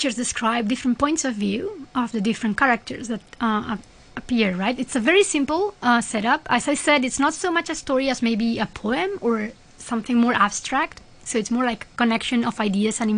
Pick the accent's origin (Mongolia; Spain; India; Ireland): Spain; moved away; I'm from Spain, so all my family is in Spain